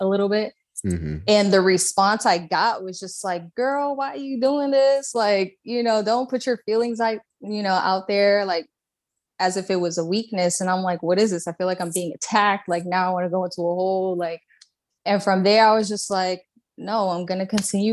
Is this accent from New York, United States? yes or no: yes; New York City, New York, United States; also born or lived in Puerto Rico; I was born in Puerto Rico. My dad's Panamanian, but I was raised in Brooklyn.